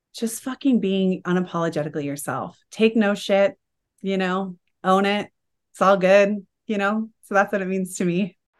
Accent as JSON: {"language": "English", "town": "Salt Lake City", "region": "Utah", "country": "United States", "said": "I'm from Salt Lake City, Utah. I'm not of the predominant faith here, and I wasn't raised that way"}